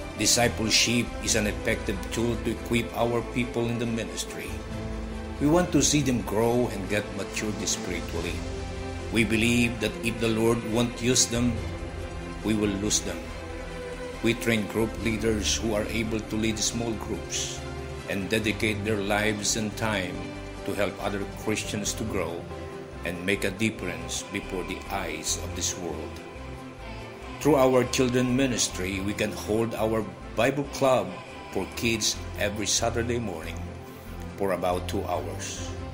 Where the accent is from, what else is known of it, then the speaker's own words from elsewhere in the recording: Philippines; I was born and raised in the Philippine Islands.